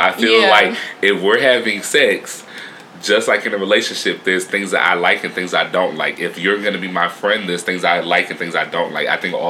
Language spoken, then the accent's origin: English; Connecticut, United States; moved away as an adult; also born or lived in Chicago; I'm also from Connecticut